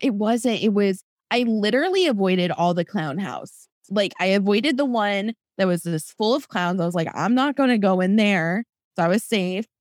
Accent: Florida, United States; also born or lived in Iowa; I grew up in Iowa, and then we moved early on to, to Florida

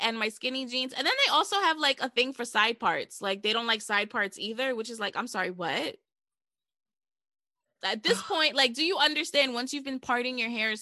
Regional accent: New York, United States; I'm from New York

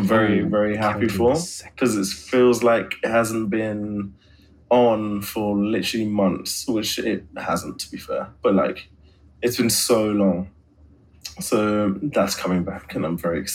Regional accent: Sydney, New South Wales, Australia; where I grew up in Sydney.

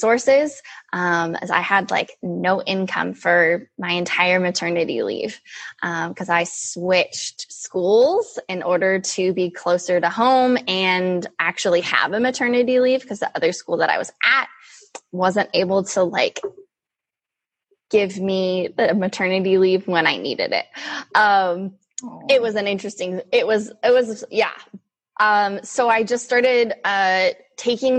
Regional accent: California, United States; So I am born and raised in California. I still live here in Northern California

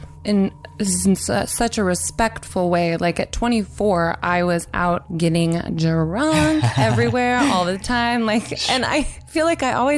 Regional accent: Nashville, Tennessee, United States; I grew up in Nashville in Tennessee

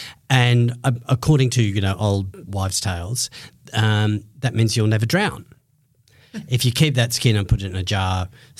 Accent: England, United Kingdom; now in Australia; my parents are English. I was born in England.

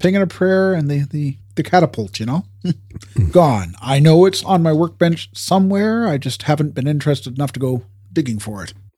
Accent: Canada; we're Canadian

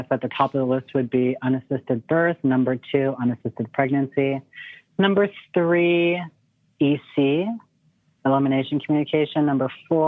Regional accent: small town about an hour north of Ottawa, Ontario, Canada; moved away as an adult; now in San Diego, United States; I'm from Canada, from a small town about an hour north of Ottawa, Ontario. I live in San Diego now.

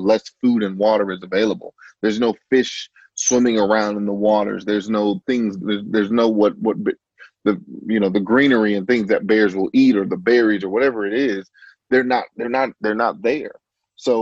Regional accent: Chicago, Illinois, United States; I grew up in the Chicagoland area.

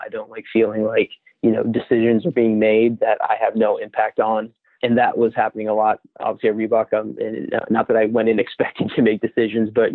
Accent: Boston, Massachusetts, United States; born and raised in Boston

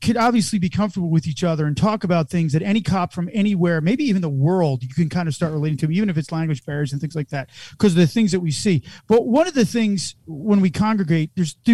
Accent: New Jersey, United States; moved away; I'm from Jersey.

